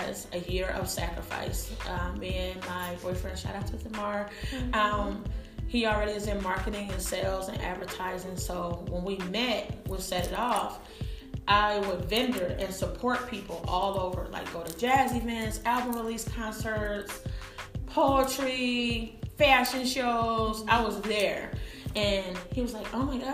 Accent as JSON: {"language": "English", "region": "New Jersey", "country": "United States", "moved": "yes", "said": "I'm originally from New Jersey, so my family there"}